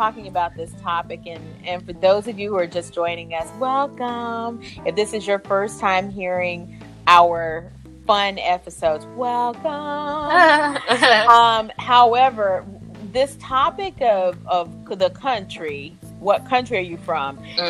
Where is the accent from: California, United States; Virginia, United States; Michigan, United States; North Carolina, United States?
North Carolina, United States; moved away; if I go home to my hometown